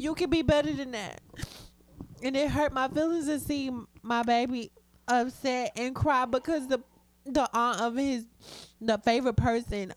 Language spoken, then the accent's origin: English; Waco, Texas, United States; I'm from Waco, Texas